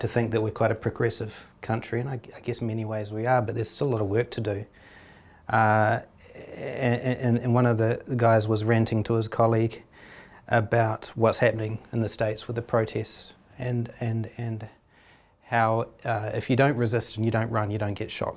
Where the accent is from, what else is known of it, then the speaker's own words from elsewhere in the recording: New Zealand; as a Kiwi